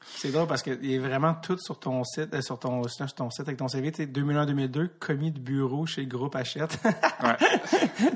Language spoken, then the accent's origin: French; Montreal, Quebec, Canada; je viens de Montréal